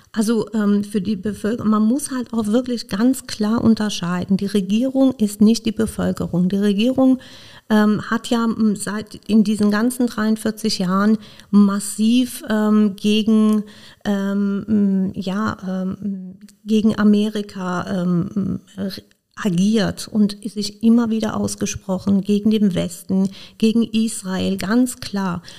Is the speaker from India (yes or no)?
no; Iran; now in Koblenz, Germany; Ich komme ursprünglich aus dem Iran